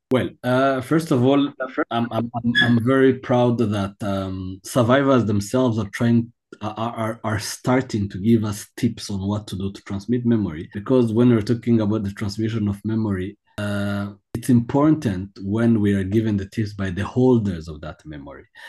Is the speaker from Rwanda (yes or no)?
yes; Kigali, Rwanda; I was born in Kigali